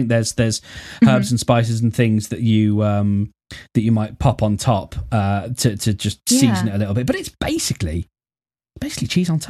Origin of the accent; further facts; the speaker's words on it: Birmingham, West Midlands, United Kingdom; it first started getting cooked in England in a place called Attills, I believe, which is in my home city. And we are the place that does the Balti, and we have a place known as the Balti Triangle